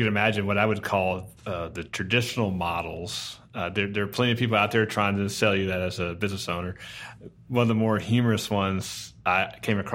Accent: Garland, Texas, United States; we grew up in Garland

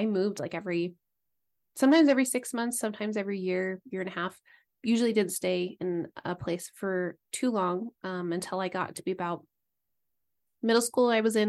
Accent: East Coast, United States; I grew up mainly on the East Coast, and then went to Idaho for college.

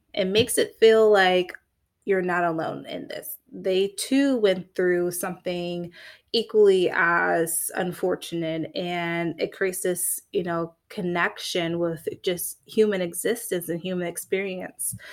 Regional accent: Florida, United States; I'm from Florida. I'm a Florida girl, born and raised.

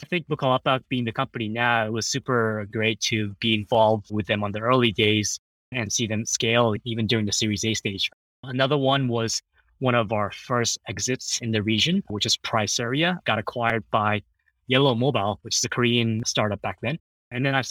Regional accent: Jakarta, Indonesia; also born or lived in Japan; I was born in Japan, but I moved to Jakarta when I was one. So that's where I stayed until I graduated high school, spent my childhood and adolescent years in Indonesia

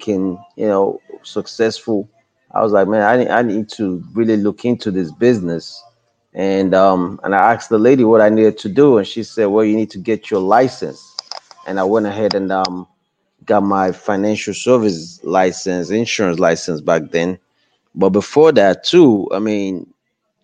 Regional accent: Nigeria; moved away as an adult; now in United States; I'm from West Africa, Nigeria, with just a high school diploma from Nigeria

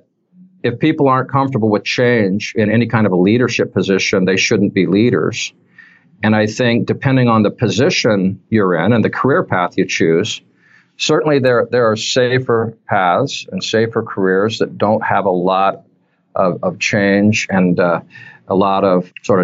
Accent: Utah, United States; moved away as an adult; also born or lived in Washington State; now in Michigan, United States; I was raised in Utah, spent my whole life there until the age of 32 when I moved up to Washington State

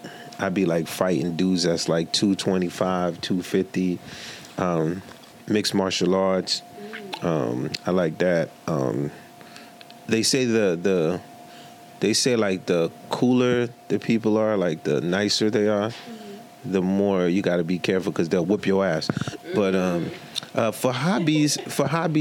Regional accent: New York City, New York, United States; also born or lived in Haiti; coming from Haiti at 10 years old, I grew up in Marlboro Hope Projects, Coney Island

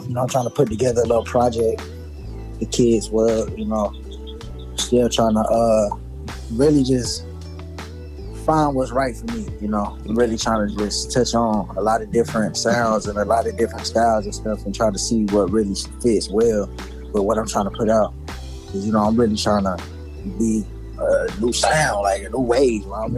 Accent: South Carolina, United States; I'm from South Carolina.

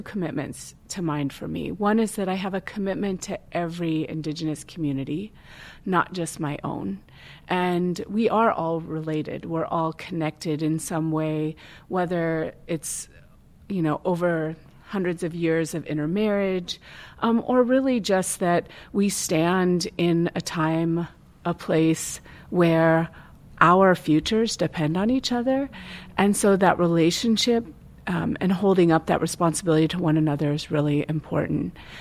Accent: Tulalip, Washington, United States; I grew up in Tulalip

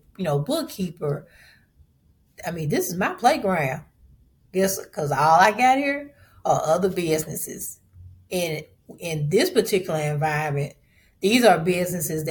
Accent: Memphis, Tennessee, United States; I'm from Memphis

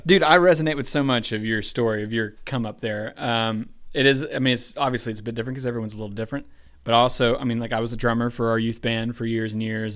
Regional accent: Columbus, Georgia, United States; I was born in Columbus, Georgia.

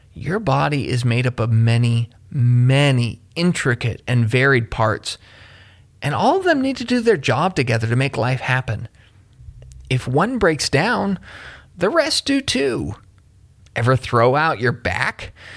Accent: Kentucky, United States; my home state of Kentucky

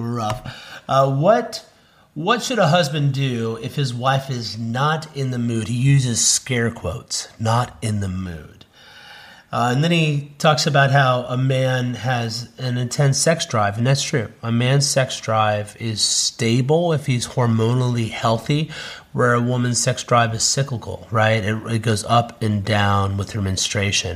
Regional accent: Cincinnati, Ohio, United States; moved away as an adult; now in South Carolina, United States; We're moving back to our hometown of Cincinnati

